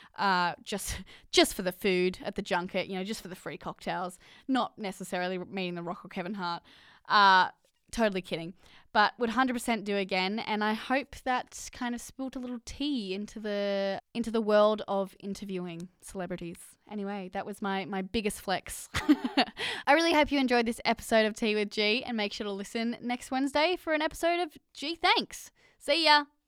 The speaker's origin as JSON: {"language": "English", "country": "Australia", "accent": "Australian", "said": "my Australian accent"}